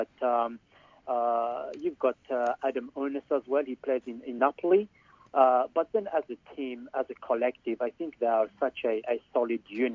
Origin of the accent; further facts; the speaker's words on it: Algeria; now in Sydney, Australia; I'm from Algeria